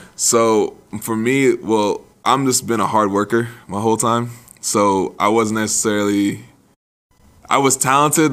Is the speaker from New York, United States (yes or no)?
yes; New York City, New York, United States; grew up in the Bronx